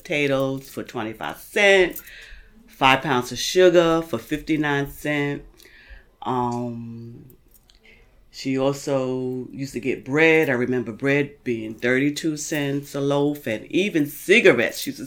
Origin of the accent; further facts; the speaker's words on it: New York City, New York, United States; I was born in Brooklyn Jewish Hospital. And I lived in the Marcy Projects.